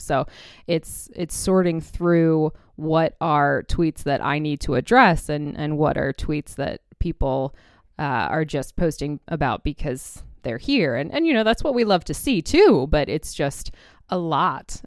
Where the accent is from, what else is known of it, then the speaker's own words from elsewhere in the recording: Indianapolis, Indiana, United States; moved away; also born or lived in New York City; I was born in Indianapolis and kind of grew up around IndyCar racing.